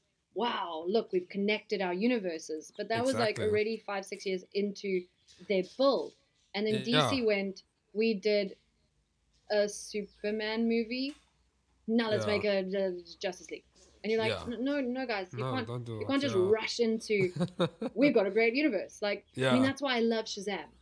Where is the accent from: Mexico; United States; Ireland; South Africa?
South Africa; accent: English South African